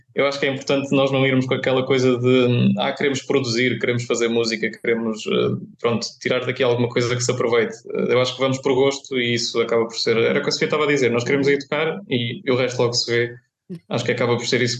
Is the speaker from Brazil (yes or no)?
no; Viseu, Centro, Portugal; moved away as an adult; now in Coimbra, Portugal; sou de Viseu